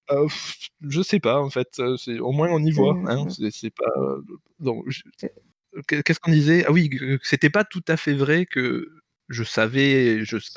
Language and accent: French; Paris, Île-de-France, France; alors j'ai grandi à Paris